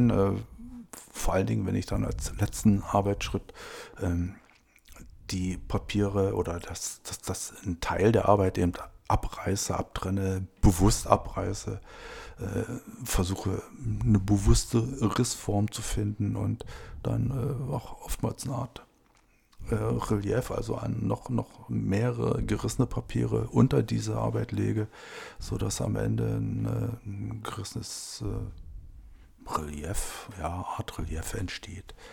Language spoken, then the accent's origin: German; Brandenburg, Germany; ich bin in Brandenburg geboren. Früher war es, äh, glaube ich, der Bezirk Cottbus.